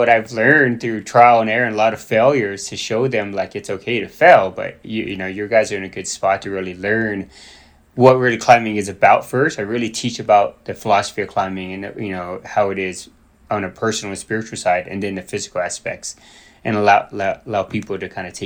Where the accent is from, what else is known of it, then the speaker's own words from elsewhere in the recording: Fort Worth, Texas, United States; moved away as an adult; now in Durango, United States; I grew up in Fort Worth, Texas originally